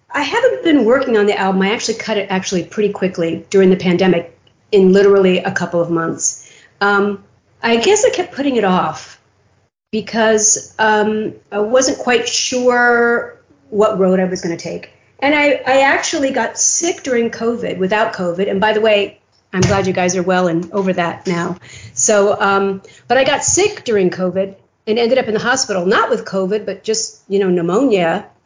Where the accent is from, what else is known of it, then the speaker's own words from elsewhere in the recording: Waco, Texas, United States; born there; I was born in Waco, Texas, and my dad was a colonel in the Air Force and I think that's what they meant when they wrote that was that I'm, I'm kind of a traveler and have been most of my life.